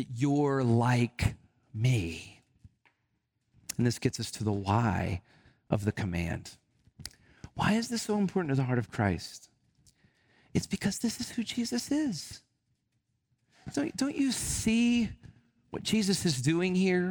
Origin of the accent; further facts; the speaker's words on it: Alabama, United States; I grew up in a very, you know, kind of traditional setting in Alabama. I'm from Alabama